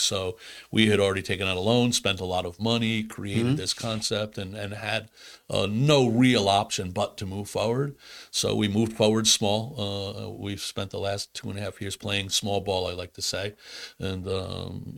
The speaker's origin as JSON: {"language": "English", "region": "New York", "country": "United States", "tie": "born or raised there", "moved": "yes", "said": "I grew up in New York in a very culturally diverse area"}